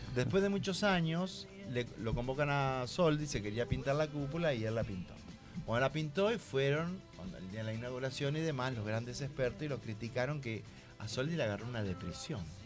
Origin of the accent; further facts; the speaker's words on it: Santa Fe, Argentina; moved away as an adult; now in Buenos Aires, Argentina; Yo soy de Santa Fe.